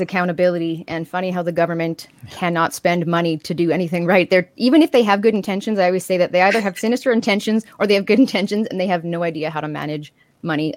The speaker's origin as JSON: {"language": "English", "country": "Canada", "said": "as a Canadian"}